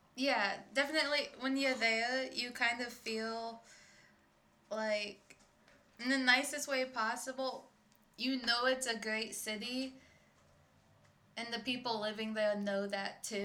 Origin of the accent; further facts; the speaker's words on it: Michigan, United States; first language English; also born or lived in Ecuador; now in Illinois, United States; to Michigan family because I'm from Michigan